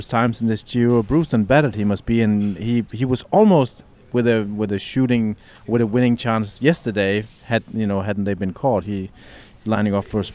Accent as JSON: {"language": "English", "country": "Denmark", "moved": "yes", "lives_now": "Italy", "said": "You can find these everywhere in my home country."}